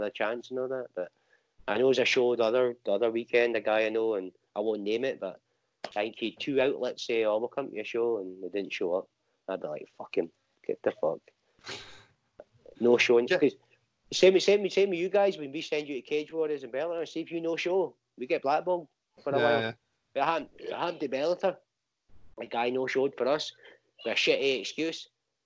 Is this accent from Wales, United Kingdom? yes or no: no; Inverurie, Scotland, United Kingdom; moved away as an adult; also born or lived in Banbury, Oxfordshire; now in Glasgow, United Kingdom; Up the other side of Aberdeen. So a wee town called Inverurie. That's where I grew up